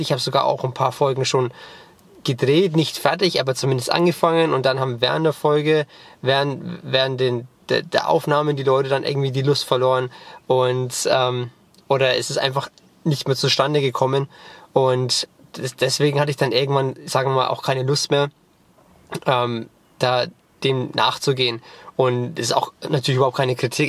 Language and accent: German; Germany; first language German and English; ich bin bilingual aufgewachsen. Mein Vater ist Amerikaner, meine Mutter ist Deutsche und ich bin als Kind zweisprachig aufgewachsen